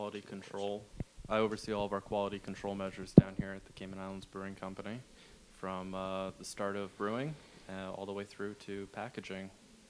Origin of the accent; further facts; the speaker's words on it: New York, United States; moved away; I'm originally from New York.